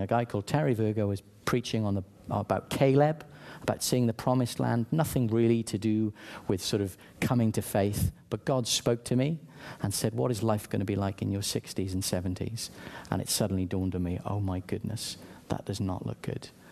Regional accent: South Wales, United Kingdom; I grew up in South Wales, sunny South Wales, one of the best nations on earth

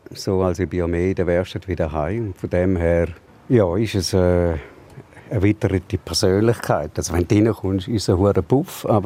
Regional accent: St. Gallen, Switzerland; ich bin im Toggenburg aufgewachsen

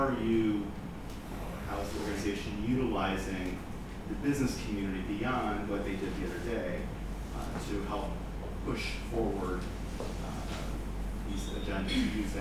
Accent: Boston, Massachusetts, United States; now in Israel; Boston, Massachusetts

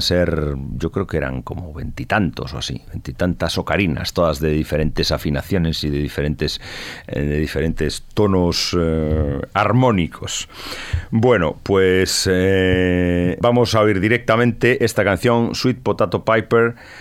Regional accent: Tui, Galicia, Spain; el grupo ocarinista tudense, un grupo de ocarinas que había en mi pueblo

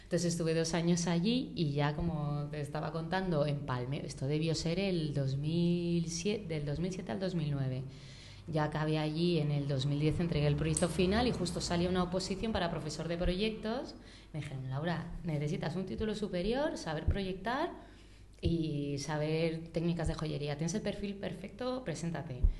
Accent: Madrid, Community of Madrid, Spain; also born or lived in Barcelona; yo nací en Madrid, estudié aquí, viví con mis padres 26 mm, años

